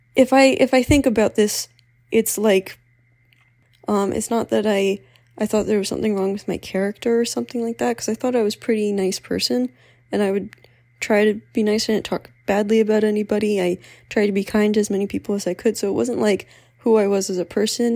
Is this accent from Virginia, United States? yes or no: no; Pennsylvania, United States; moved away as an adult; also born or lived in Philadelphia; I am from Pennsylvania